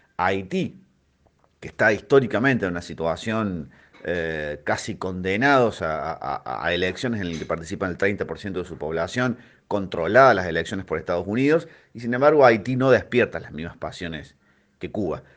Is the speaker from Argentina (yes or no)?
yes; Argentina; a los argentinos